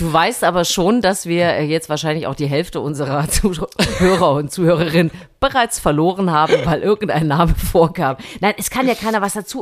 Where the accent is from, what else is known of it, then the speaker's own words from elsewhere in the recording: Thuringia, Germany; moved away; ich war in meiner alten Heimat Thüringen.